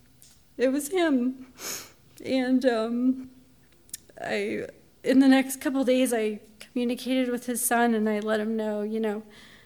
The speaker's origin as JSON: {"language": "English", "town": "Pueblo", "region": "Colorado", "country": "United States", "tie": "born or raised there", "said": "when I grew up, I lived on Brookfield Lane in Pueblo, Colorado"}